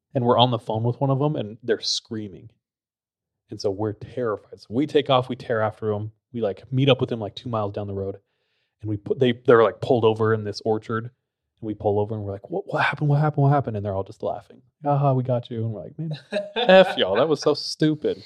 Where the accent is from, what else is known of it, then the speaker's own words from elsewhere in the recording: Visalia, California, United States; my hometown is very interesting. It's, like, really compact.